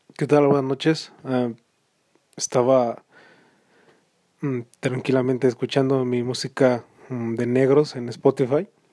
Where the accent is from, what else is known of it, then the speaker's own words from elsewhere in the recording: Mexico; soy mexicano